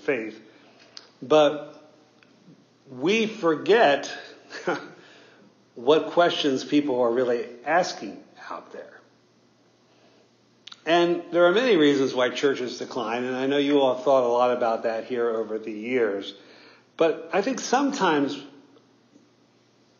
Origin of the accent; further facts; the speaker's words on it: northern Bible Belt, United States; I grew up in the northern end of the Bible Belt